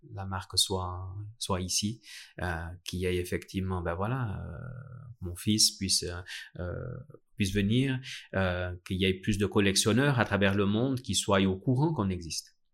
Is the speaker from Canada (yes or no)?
no; Vallée de Joux, Vaud, Switzerland; je suis né à la Vallée de Joux et j'ai toujours vu des marques horlogères autour de moi